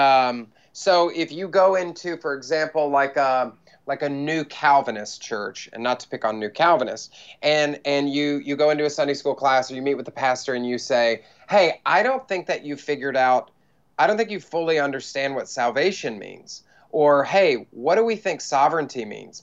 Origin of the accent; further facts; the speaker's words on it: United States; also born or lived in Bible Belt; now in New York City, United States; because I'm American